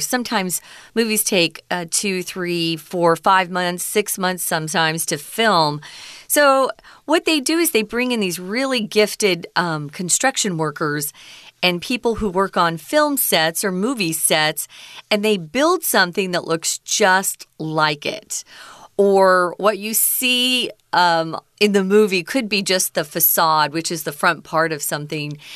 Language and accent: English; United States; growing up in America